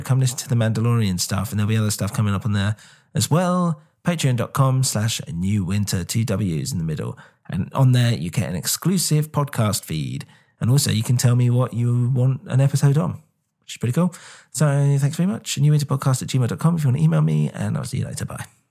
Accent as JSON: {"language": "English", "region": "England", "country": "United Kingdom", "said": "I'm English"}